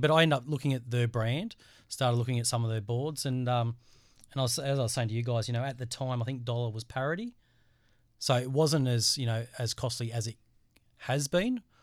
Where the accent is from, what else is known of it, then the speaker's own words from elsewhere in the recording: Central Coast, New South Wales, Australia; born and bred on the Central Coast, in New South Wales.